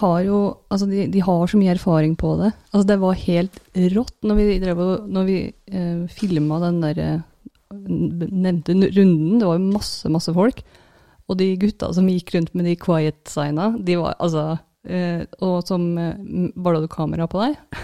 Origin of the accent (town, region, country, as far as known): Norway